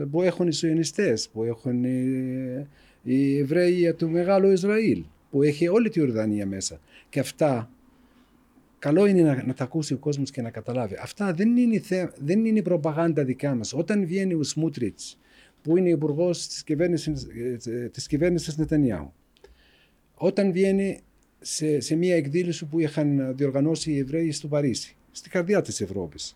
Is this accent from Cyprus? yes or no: no; West Bank, Palestine; Greek is a second language; moved away; also born or lived in Greece; Εγώ είμαι 60 χρονών. Γεννήθηκα στα κατεχόμενα, στη Δυτική Όχθη, μεγάλωσα εκεί και μετά πήγα στην Ελλάδα και μετά ήρθα εδώ.